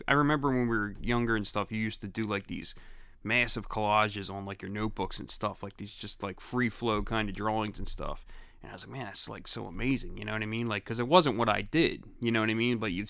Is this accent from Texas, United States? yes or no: no; Philadelphia, Pennsylvania, United States; Yeah, I'm from Grace Ferry.